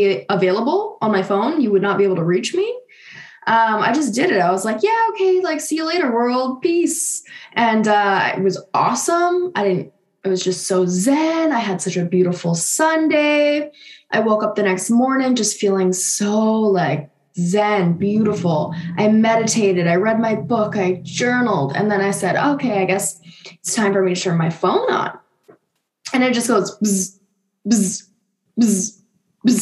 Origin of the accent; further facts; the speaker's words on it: Canada; moved away; another Canadian girl